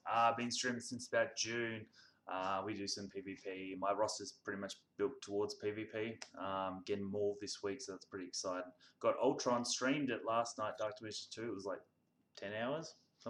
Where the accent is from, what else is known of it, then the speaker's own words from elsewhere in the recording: Australia; I'm from Australia